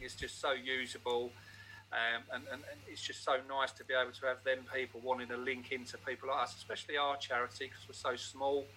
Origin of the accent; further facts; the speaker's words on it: Newcastle upon Tyne, North East England, United Kingdom; moved away; I come from Newcastle